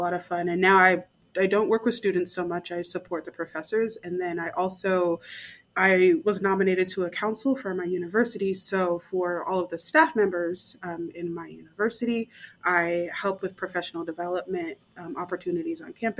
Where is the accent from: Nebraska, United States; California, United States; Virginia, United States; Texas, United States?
Nebraska, United States; I'm from the middle of the United States, Nebraska.